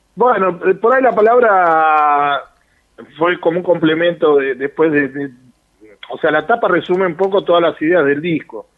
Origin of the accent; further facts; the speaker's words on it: Luis Guillón, Buenos Aires Province, Argentina; yo soy de Luis Guillón